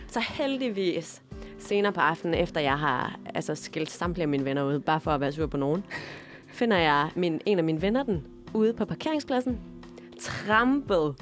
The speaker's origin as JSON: {"language": "Danish", "country": "Denmark", "moved": "yes", "said": "både Mette og jeg, vi kommer fra Jylland"}